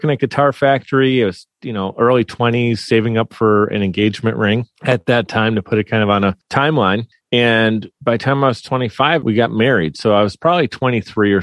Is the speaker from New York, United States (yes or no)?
yes; Buffalo, New York, United States; We're from Buffalo, New York